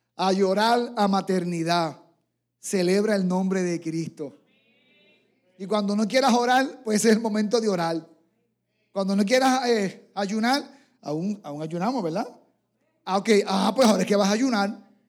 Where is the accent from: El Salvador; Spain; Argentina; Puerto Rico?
Puerto Rico; San Germán; en mi pueblo natal, allí en San Germán